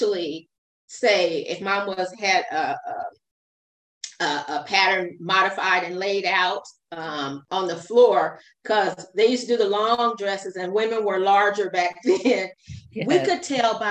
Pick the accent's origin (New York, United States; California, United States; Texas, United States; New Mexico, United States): California, United States; Fresno; also born or lived in Long Beach, California / Inglewood, California; I was raised in Fresno, California, but I was born in Long Beach, California